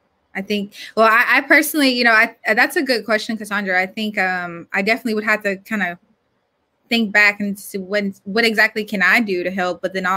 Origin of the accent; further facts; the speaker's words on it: Georgia, United States; I'm from Georgia, born and raised.